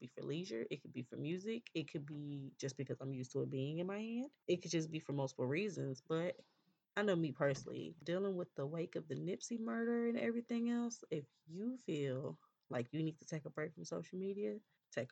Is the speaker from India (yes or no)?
no; California, United States; I'm from California